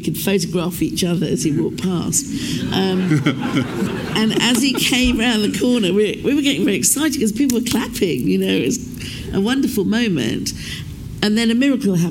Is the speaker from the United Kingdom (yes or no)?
yes; United Kingdom; we thought we were the only Asians in the United Kingdom